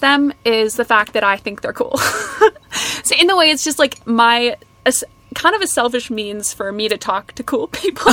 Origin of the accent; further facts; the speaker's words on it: Kelowna, British Columbia, Canada; now in United Kingdom; I grew up in a town outside of Vancouver called Kelowna